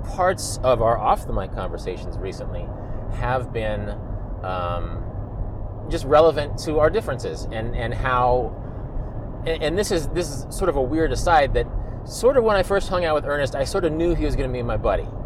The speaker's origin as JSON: {"language": "English", "country": "United States", "tie": "born or raised there"}